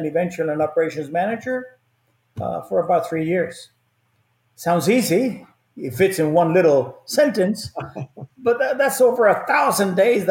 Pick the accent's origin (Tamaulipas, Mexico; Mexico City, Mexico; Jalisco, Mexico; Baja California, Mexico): Mexico City, Mexico; moved away; I was born and raised in Mexico.